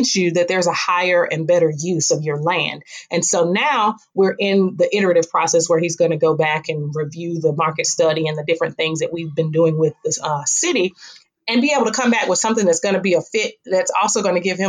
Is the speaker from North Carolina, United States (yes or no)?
yes; Fayetteville, North Carolina, United States; I was born in Fayetteville.